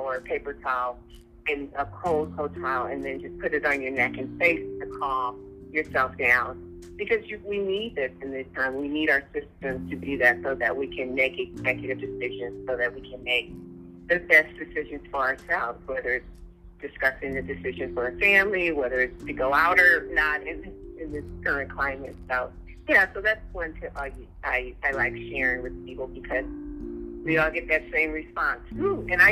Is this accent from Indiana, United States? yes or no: no; Los Angeles, California, United States; I was born and raised in Los Angeles, in South Central Los Angeles